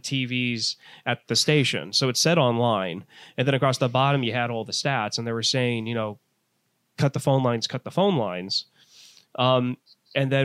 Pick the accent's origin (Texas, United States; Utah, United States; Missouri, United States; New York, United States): Missouri, United States; St. Louis; growing up in St. Louis and being a huge baseball fan